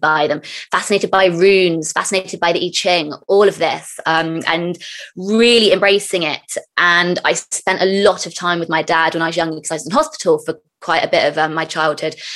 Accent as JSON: {"language": "English", "area": "near Glastonbury", "region": "South West England", "country": "United Kingdom", "tie": "born or raised there", "said": "when I was younger, we grew up near Glastonbury, the town"}